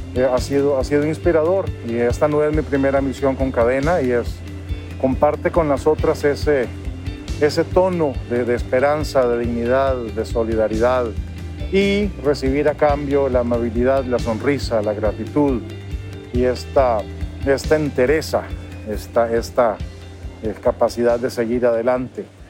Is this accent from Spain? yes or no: no; Costa Rica; also born or lived in Heredia, Costa Rica; soy de Costa Rica y en este momento estoy aquí en Ecuador